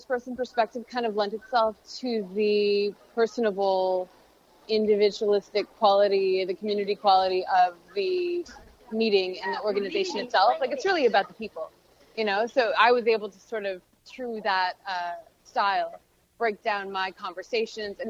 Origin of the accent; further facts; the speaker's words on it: De Pere, Wisconsin, United States; moved away as an adult; now in Los Angeles, United States; grew up in the Green Bay area. I'm from West De Pere, Wisconsin.